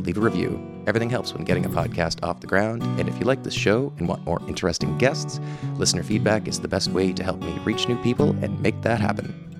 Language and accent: English; Summerside, Prince Edward Island, Canada; I grew up in Summerside and certainly noticed how little diversity there was.